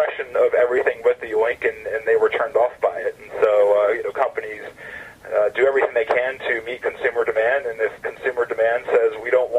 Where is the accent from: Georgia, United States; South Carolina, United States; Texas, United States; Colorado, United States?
Georgia, United States; Atlanta; I'm a Southern guy. I'm from Atlanta